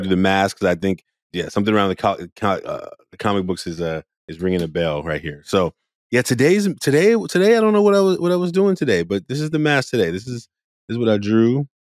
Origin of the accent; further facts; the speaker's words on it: Oakland, California, United States; growing up in Oakland, California